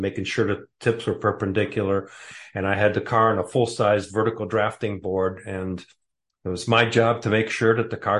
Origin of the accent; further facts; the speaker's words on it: Warren, Michigan, United States; also born or lived in Bordeaux, France; now in Cave Creek, United States; I grew up in a town called Warren, Michigan. It's a state. Originally, I was born in Bordeaux, France